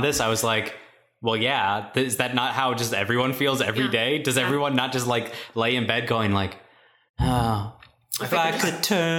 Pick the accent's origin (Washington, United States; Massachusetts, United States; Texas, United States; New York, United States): Massachusetts, United States; Boston; I'm from Boston. Have I never told anybody that?